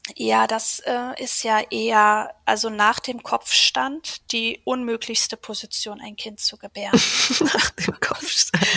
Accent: Ruhr area, near Dortmund, North Rhine-Westphalia, Germany; moved away as an adult; ich komme aus dem Ruhrgebiet in der Nähe von Dortmund.

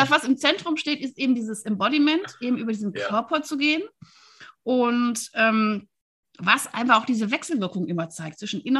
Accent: Wuppertal, North Rhine-Westphalia, Germany; Aber ich bin ja Wuppertalerin und ich komme auch aus der Südstadt

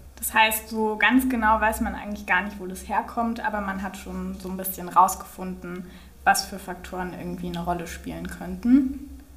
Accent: Berlin, Germany; Ich komme aus Berlin und ähm, bin hier groß geworden, bin sozusagen eine waschechte Berlinerin

